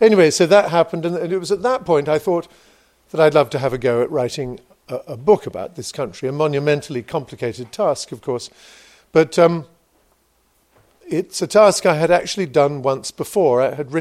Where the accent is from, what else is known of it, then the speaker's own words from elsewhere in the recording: England, United Kingdom; I'm an English writer